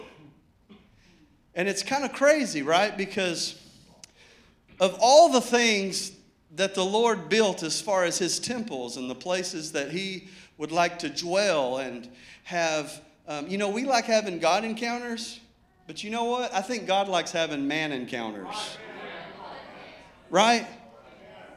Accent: Arkadelphia, Arkansas, United States; I grew up camping on Low Freight River down in Arkadelphia, Arkansas

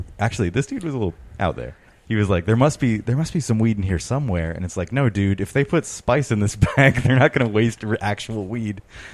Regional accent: Placentia, California, United States; born or raised there; also born or lived in Long Beach, California

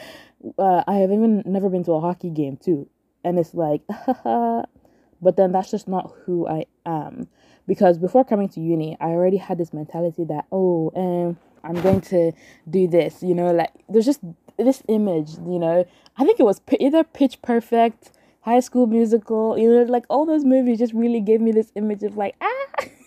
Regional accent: Nigeria; moved away; Growing up in Nigeria

